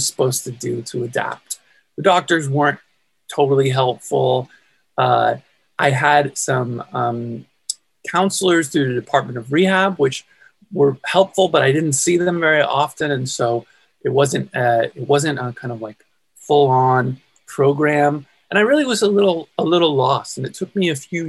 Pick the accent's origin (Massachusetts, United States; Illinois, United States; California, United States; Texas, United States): California, United States; I'm from California, born and raised in California